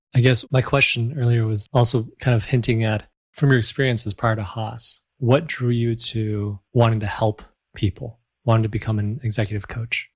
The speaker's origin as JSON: {"language": "English", "region": "Michigan", "country": "United States", "tie": "born or raised there", "moved": "yes", "lives_now": "Los Angeles, United States", "said": "I grew up in Michigan, so we have these large bodies of waters as well"}